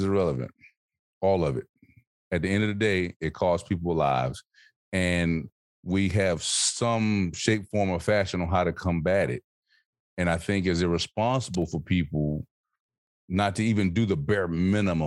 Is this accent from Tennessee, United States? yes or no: no; Alabama, United States; I'm from Alabama